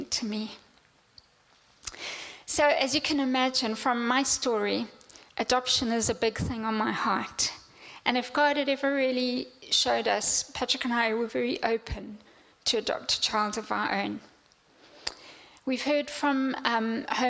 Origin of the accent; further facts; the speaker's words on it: Zimbabwe; moved away; Growing up in Africa